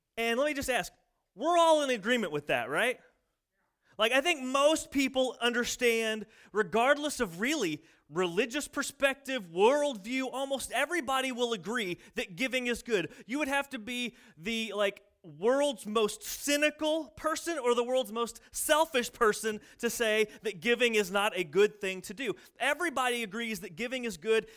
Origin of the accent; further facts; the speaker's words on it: United States; I'm in America. I'm American.